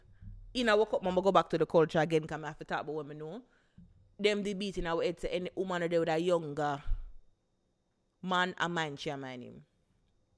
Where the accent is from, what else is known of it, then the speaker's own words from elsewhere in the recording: Jamaica; we are Jamaican